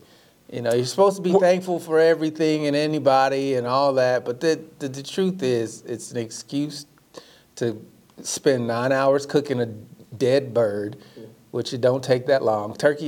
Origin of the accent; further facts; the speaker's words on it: small town Oklahoma, United States; Growing like, up in small town Oklahoma